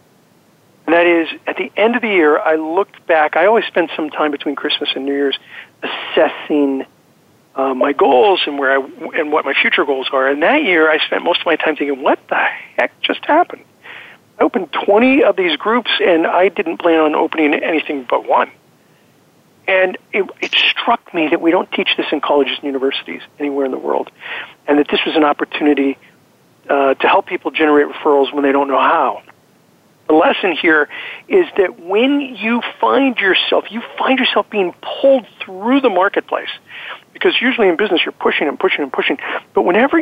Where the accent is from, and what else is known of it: Azusa, California, United States; born or raised there; also born or lived in Pittsburgh / South Central Los Angeles